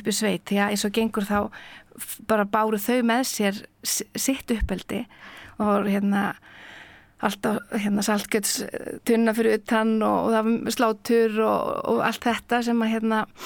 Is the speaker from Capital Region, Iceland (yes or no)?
no; Akureyri, Northeastern Region, Iceland; also born or lived in Reykjavík; ég er fætt í Reykjavík og hérna fóreldra mín er um, eru bæði úr sveit og þegar ég er á fymta ári þá flytti ég á þinga til Akureyrar